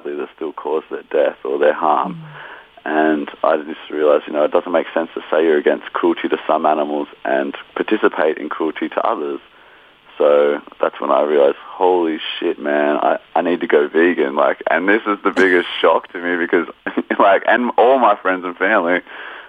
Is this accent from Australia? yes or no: yes; Australia; we're from Australia as well